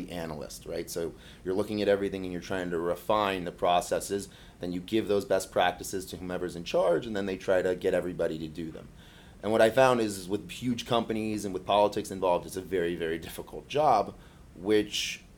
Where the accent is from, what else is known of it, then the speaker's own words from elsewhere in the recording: Florida, United States; also born or lived in Miami, Florida / Michigan; I was born and raised in Florida, actually born in South Miami, but sort of got back to the Keys fast enough that I was officially a conk